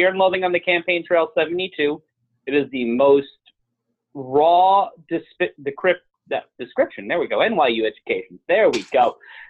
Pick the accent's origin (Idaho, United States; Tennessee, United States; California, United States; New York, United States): New York, United States; New York City; I'm a New Yorker.